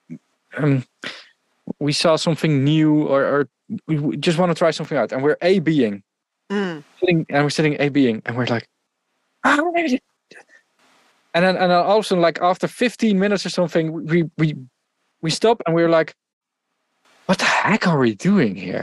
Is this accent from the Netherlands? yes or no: yes; Netherlands; accent: Dutch; English is a second language; I'm Dutch.